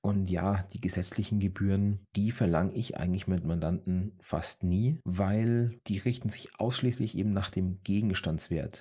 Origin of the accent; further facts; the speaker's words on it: Germany; bei uns in Deutschland